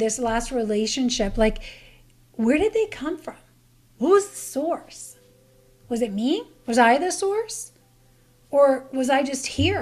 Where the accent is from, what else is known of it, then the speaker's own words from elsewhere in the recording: Canada; moved away; I'm from Canada